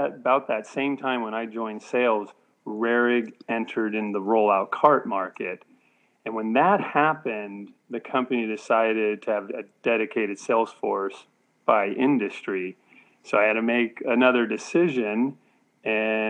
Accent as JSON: {"language": "English", "town": "Cupertino", "region": "California", "country": "United States", "tie": "born or raised there", "said": "I grew up in Cupertino, California, which is part of the San Francisco Bay Area"}